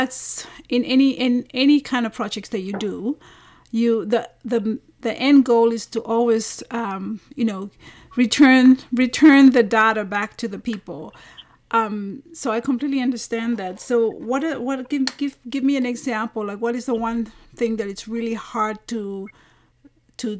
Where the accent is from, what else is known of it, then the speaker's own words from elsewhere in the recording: Vanuatu; I am from Vanuatu